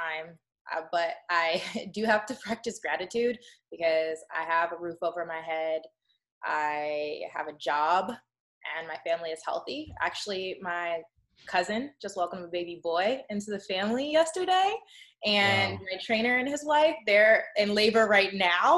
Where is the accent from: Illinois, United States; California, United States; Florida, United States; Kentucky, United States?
Illinois, United States; Chicago; moved away as an adult; now in Los Angeles, United States; my hometown of Chicago